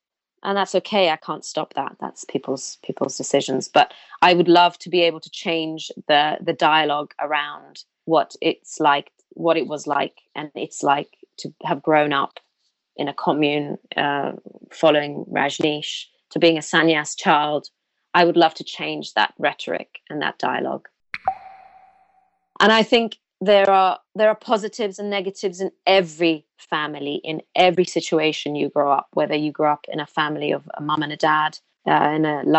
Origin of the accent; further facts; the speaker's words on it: India; born there; They know I was born in India. They know how I grew up.